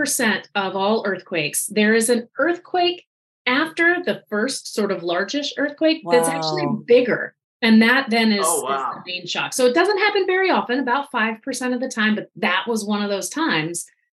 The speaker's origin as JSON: {"language": "English", "region": "Virginia", "country": "United States", "tie": "born or raised there", "also_born_or_lived": "Los Angeles", "moved": "as an adult", "said": "I grew up in Virginia near the ocean"}